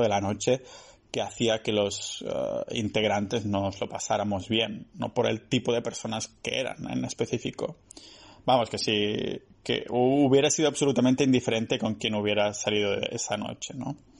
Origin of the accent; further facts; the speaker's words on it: a town near Barcelona, Catalonia, Spain; moved away; mi pueblo cerca de, de Barcelona